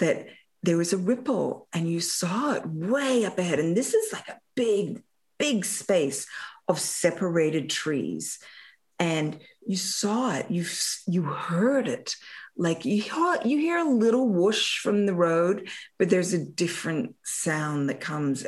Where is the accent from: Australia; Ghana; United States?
Australia; moved away; growing up in Australia